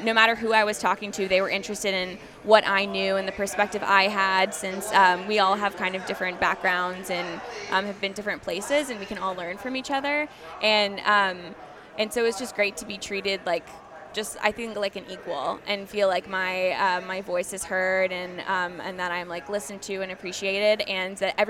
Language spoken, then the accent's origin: English; Texas, United States; I was born and raised in Texas